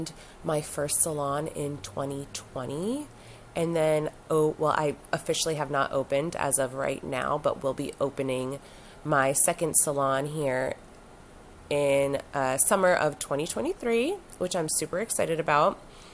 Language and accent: English; Wilmington, Delaware, United States; also born or lived in Southern Florida; born and raised in Wilmington, Delaware